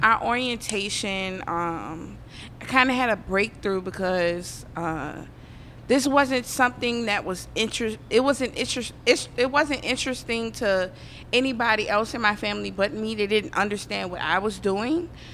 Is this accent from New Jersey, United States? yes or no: no; New Orleans, Louisiana, United States; I'm from the West Bank, the West Bank